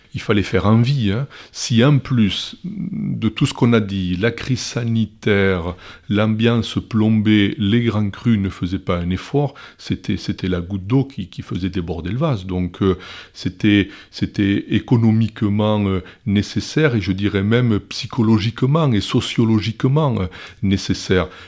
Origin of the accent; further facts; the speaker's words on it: Gironde, Nouvelle-Aquitaine, France; chez nous, en Gironde